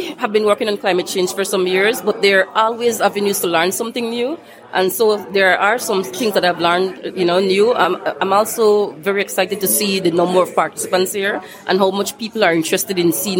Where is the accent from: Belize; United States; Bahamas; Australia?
Belize; I'm from Belize